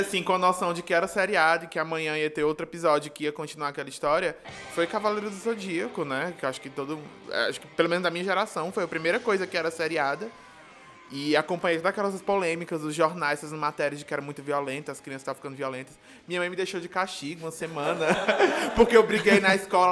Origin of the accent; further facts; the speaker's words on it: Brazil; a gente é brasileiro